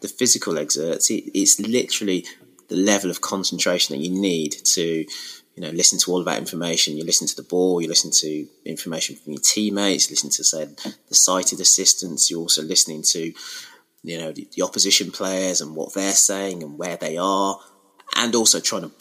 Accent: Wolverhampton, West Midlands, United Kingdom; moved away as an adult; also born or lived in Sutton Coldfield, Birmingham; now in Birmingham, United Kingdom; I am from the Midlands, but from Wolverhampton originally, which is just the other side of the M6

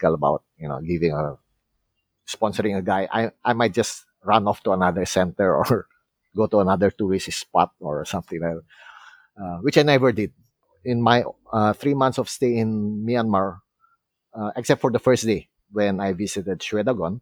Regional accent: Philippines; I'm a Filipino

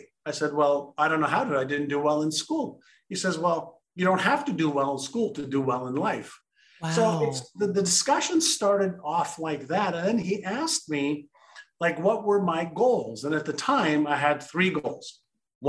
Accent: Montreal, Quebec, Canada; English is a second language; also born or lived in Israel; I was born in Israel, and my parents moved from Israel to Montreal, Canada when I was five

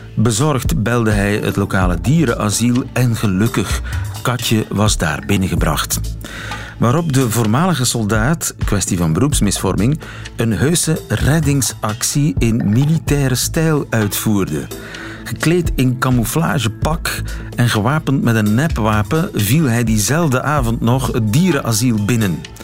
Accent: South Flemish countryside, Flanders, Belgium; ik ben opgegroeid in het Zuid-Vlaamse platteland

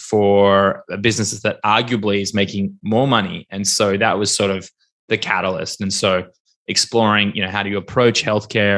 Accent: Melbourne, Victoria, Australia; moved away as an adult; now in Tel Aviv, Israel; I'm from Melbourne

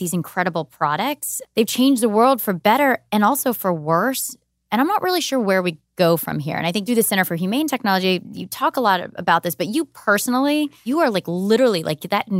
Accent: Georgia, United States; where I grew up in Georgia, where I hung out in parking lots

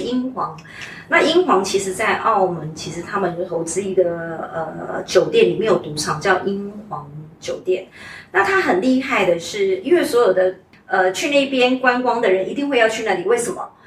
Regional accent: Kaohsiung, Taiwan; moved away as an adult; also born or lived in Taipei / Macau; 我本身是台湾人，我是土生土长的高雄人，但是就是大学的时候在台北念

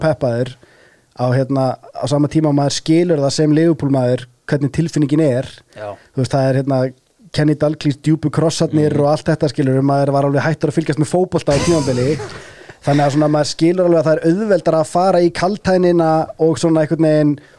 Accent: Iceland; okkur sem erum Íslendingar

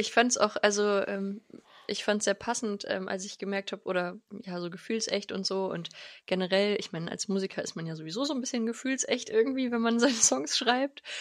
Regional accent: Lengerich, North Rhine-Westphalia, Germany; also born or lived in Bad Nenndorf / France; now in Hanover, Germany; Ich komme aus, aus Lengerich, da sind meine Eltern und meine Family

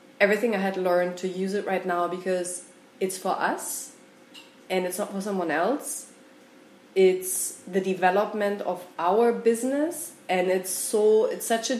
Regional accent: Germany; moved away as an adult; also born or lived in Mexico; I'm from Germany originally.

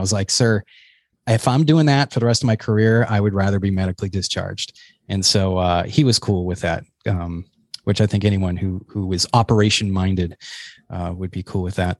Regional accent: New Hampshire, United States; also born or lived in Boston; I come from New Hampshire

